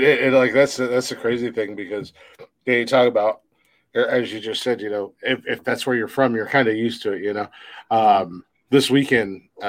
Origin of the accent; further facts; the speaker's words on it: Ohio, United States; I'm just a country bumpkin. I'm from the middle of fucking nowhere-ass Ohio.